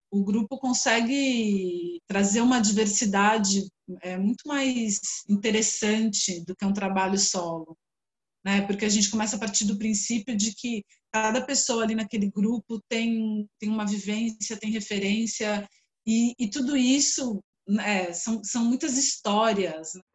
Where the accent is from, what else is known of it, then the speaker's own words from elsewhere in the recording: São Paulo, Brazil; eu sou de São Paulo, nasci, sou da Zona Oeste de São Paulo, é uma família grande, morava todo mundo no mesmo bairro